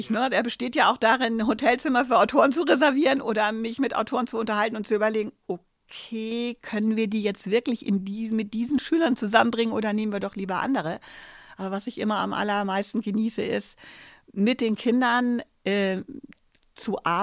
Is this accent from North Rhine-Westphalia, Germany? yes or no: no; Bavaria, Germany; Ich komme aus Bayern. Da war das alles ganz anders.